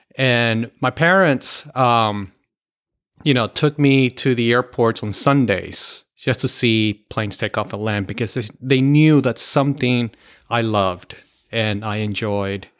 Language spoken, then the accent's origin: English; Miami, Florida, United States; moved away; originally born and raised in Miami, Florida.